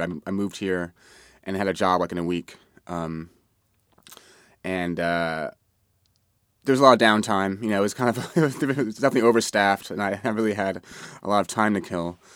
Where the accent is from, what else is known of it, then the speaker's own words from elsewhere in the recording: New York City, New York, United States; I grew up in Manhattan